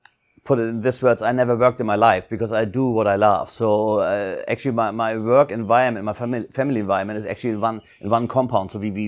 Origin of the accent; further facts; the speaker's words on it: Hamburg, Germany; English is a second language; moved away as an adult; now in Phuket, Thailand; And as you may know, I'm from North Germany, Hamburg, grew up on the water side, so love sailing, boats, et cetera, et cetera.